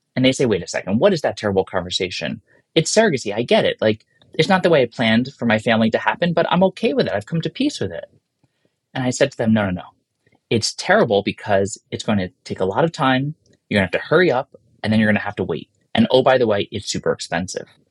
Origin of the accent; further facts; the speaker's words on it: New York, United States; as a New Yorker